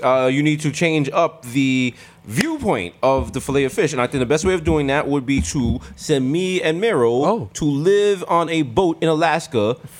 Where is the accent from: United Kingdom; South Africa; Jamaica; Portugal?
Jamaica; I'm Jamaican.